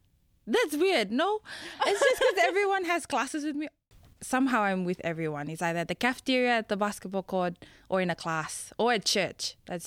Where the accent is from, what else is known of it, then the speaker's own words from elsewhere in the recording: Fiji; moved away; I am from the beautiful islands of Fiji. I'm half Tongan.